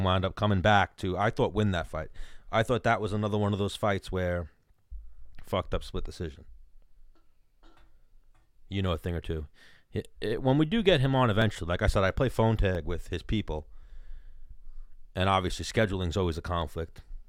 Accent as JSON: {"language": "English", "town": "Queens", "region": "New York", "country": "United States", "said": "Well, I'm from South New York, like South Queens."}